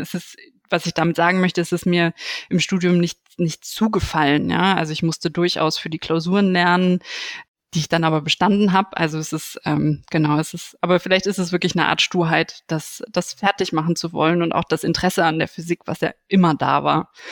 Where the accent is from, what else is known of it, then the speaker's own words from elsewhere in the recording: Aachen, North Rhine-Westphalia, Germany; ich bin in Aachen aufgewachsen, auch tatsächlich in der Nähe der RWTH.